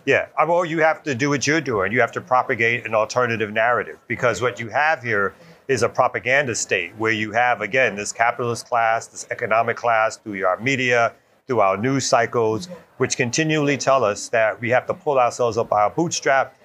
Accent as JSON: {"language": "English", "town": "New York City", "region": "New York", "country": "United States", "moved": "yes", "lives_now": "Atlanta, United States", "said": "I'm originally from Brooklyn, New York"}